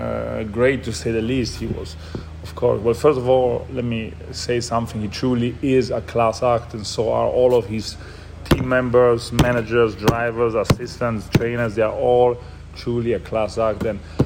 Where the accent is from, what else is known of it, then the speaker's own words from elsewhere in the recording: Germany; born there; also born or lived in Italy; So I was born in Germany on a cloudy Tuesday on February 24th of 1992.